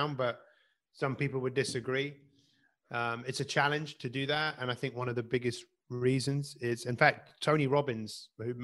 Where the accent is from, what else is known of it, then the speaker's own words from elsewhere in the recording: London, United Kingdom; I grew up in Northwest London